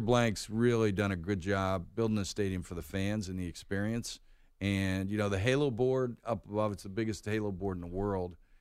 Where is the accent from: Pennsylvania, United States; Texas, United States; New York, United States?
Pennsylvania, United States; Pittsburgh; also born or lived in North Carolina; now in Atlanta, United States; I grew up in Pittsburgh